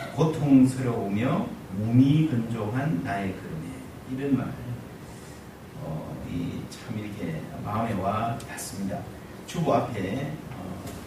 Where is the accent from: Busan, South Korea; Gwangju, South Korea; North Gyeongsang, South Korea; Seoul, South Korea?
Busan, South Korea; 저는 부산 출신인데요.